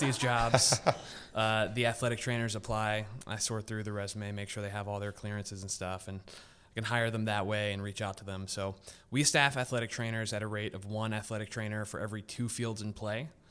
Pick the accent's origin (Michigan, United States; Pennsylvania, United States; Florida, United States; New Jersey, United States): Pennsylvania, United States; Philadelphia; I grew up in Northeast Philadelphia